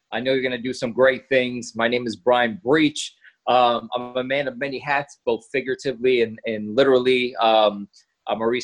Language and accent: English; New York, United States; I was born in New York to a very busy dad and a very abusive mom